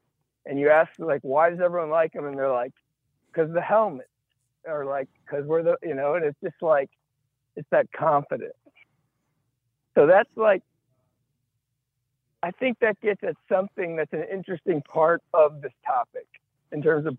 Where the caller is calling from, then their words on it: Houston, Texas, United States; I'm calling from Houston, Texas.